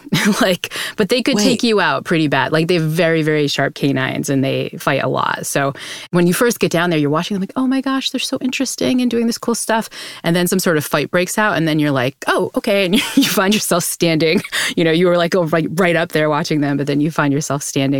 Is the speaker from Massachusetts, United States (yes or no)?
yes; New Bedford, Massachusetts, United States; I grew up in New Bedford, Massachusetts, which, if you remember, your Moby Dick was the town that Moby Dick was set in. So it was a huge Massachusetts city for whaling.